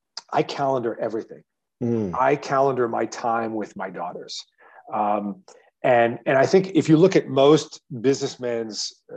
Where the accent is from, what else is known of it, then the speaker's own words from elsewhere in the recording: Midwest, United States; if you think about what the memorable experiences I had growing up in the Midwest with my parents and my dad